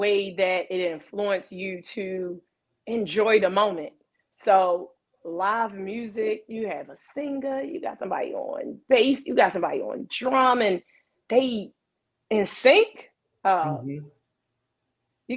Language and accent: English; Baltimore, Maryland, United States; I'm from Baltimore. I'm from Baltimore